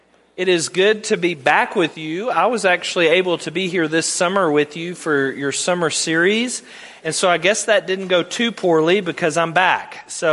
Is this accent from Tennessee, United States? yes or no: yes; Tennessee, United States; accent: Southern; moved away as an adult; now in York, Nebraska, United States; You might hear in my accent, I do not have a Midwestern accent. I have a Southern accent. We moved up from Tennessee